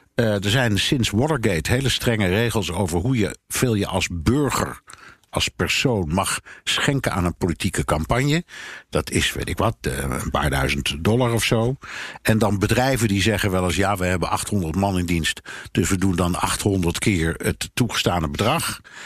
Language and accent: Dutch; Netherlands; als Nederlander